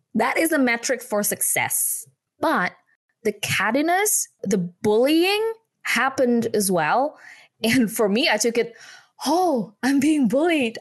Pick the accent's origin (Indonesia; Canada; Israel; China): Indonesia; English is a second language; moved away as an adult; now in United Kingdom; I was born and bred in Indonesia